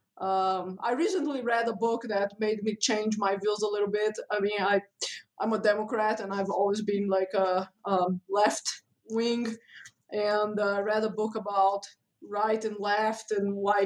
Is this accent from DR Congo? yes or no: no; Brazil; moved away as an adult; now in United States; I grew up in Brazil, which is a very, very religious country